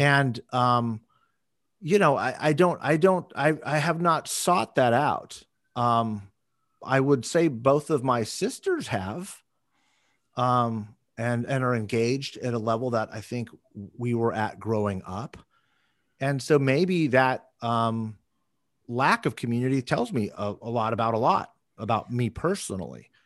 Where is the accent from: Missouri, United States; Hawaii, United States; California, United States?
California, United States; Moorpark; I grew up in Ventura County. I grew up in a little city called Moore Park